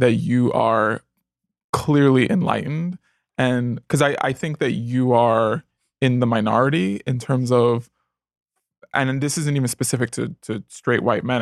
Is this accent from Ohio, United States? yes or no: no; New York City, New York, United States; moved away as an adult; now in Los Angeles, United States; I grew up in the Bronx in the '80s